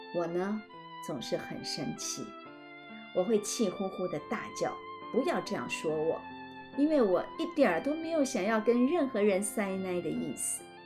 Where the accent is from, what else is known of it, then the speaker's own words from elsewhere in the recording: Madou, Tainan, Taiwan; 我从小生长在台湾的南部 在台南的麻豆乡下，那是我阿公的家